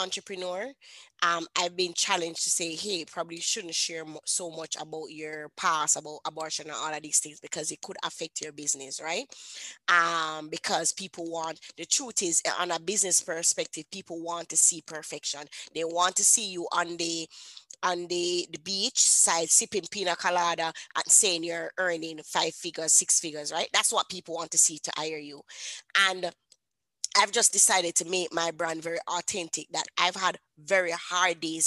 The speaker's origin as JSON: {"language": "English", "country": "Jamaica", "said": "I'm a Jamaican woman."}